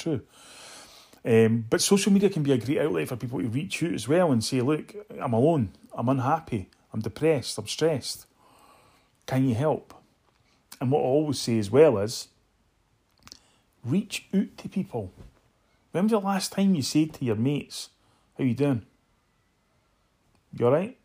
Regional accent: Edinburgh, Scotland, United Kingdom; moved away as an adult; also born or lived in New York; I grew up in Muirhouse in Edinburgh

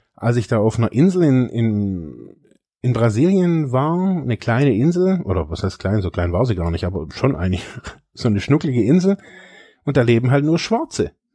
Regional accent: Germany; Ich bin in diesem reichen Land geboren

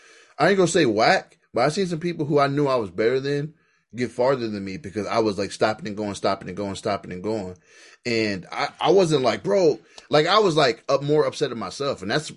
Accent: Queens, New York, United States; I'm from New York, I'm Queens

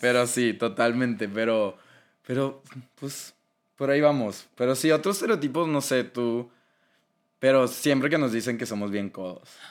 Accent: Monterrey, Nuevo León, Mexico; accent: regio; por el acento que tenemos. Que según yo, no tenemos acento.

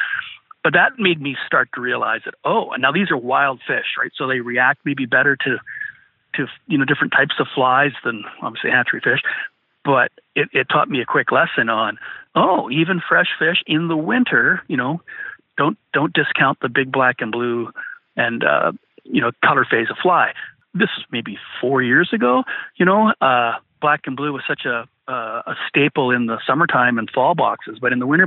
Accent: British Columbia, Canada; we're from British Columbia.

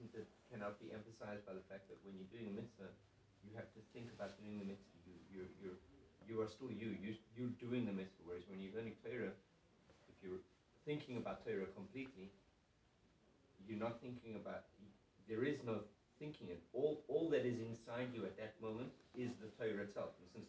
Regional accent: Russia; I grew up in Russia, I speak Russian. I'm like more Russian, right?

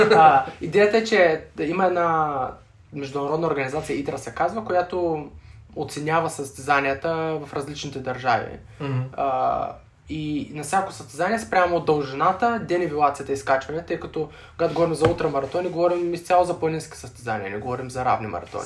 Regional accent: Sliven, Sliven Province, Bulgaria; now in Sofia, Bulgaria; съм родом от Сливен

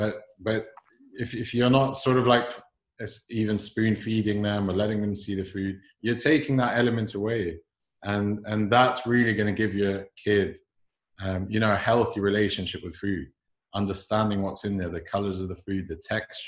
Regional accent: London, United Kingdom; I was born and raised here. My accent's gone funny along the way, but I am a true Londoner.

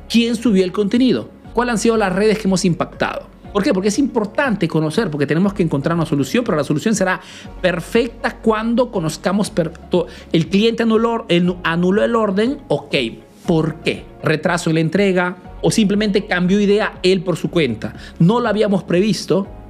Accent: Peru; now in Italy; soy un emprendedor peruano que vive ese negocio en Italia, en Europa principalmente

